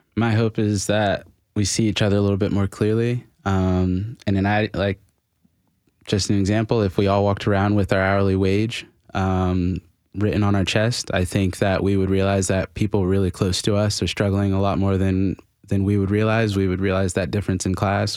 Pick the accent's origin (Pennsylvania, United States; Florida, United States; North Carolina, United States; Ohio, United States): Florida, United States; also born or lived in China; now in Nashville, United States; I'm from Florida